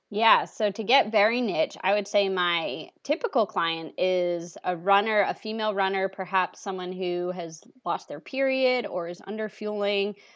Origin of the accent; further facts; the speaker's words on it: New England, United States; I'm originally from New England